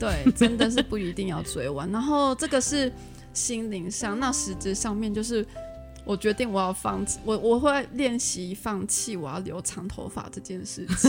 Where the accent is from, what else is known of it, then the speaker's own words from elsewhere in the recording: Taiwan; accent: Taiwanese Mandarin; 我的发音很台湾国语